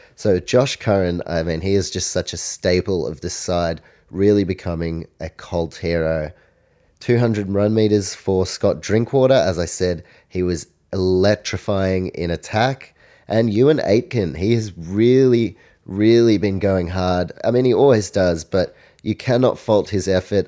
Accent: New Zealand; I'm from New Zealand

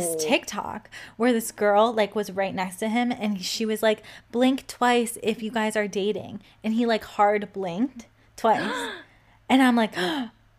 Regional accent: Cleveland, Ohio, United States; moved away as an adult; also born or lived in California / Florida; I am in Cleveland, Ohio, my hometown

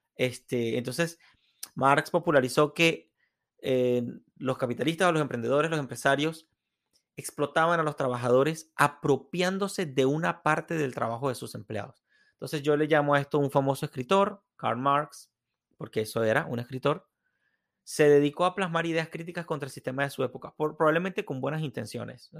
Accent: Venezuela; moved away; quienes venimos de Venezuela

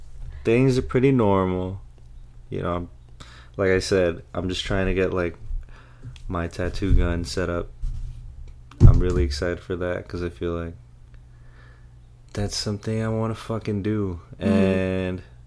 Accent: Philippines; moved away; when I was growing up in the Philippines

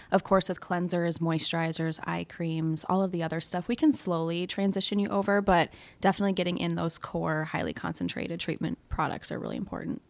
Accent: South Dakota, United States; moved away as an adult; now in Minnesota, United States; I'm actually from South Dakota

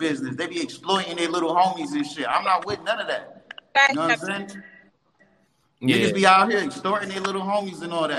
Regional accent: New York City, New York, United States; I'm born and raised in Bronx, 1830 Davidson

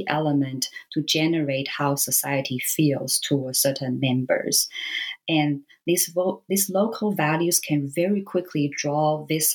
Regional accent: Taiwan; I grew up in Taiwan. And so, you know, being a Taiwanese

